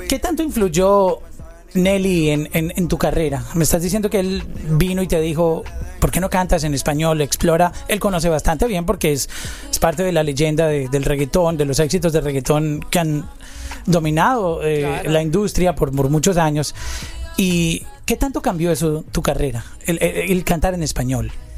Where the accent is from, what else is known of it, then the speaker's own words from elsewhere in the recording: Colombia; Yo soy colombiano